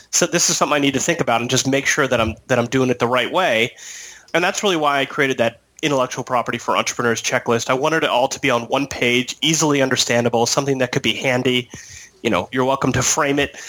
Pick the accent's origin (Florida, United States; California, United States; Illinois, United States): California, United States; San Diego; I'm from San Diego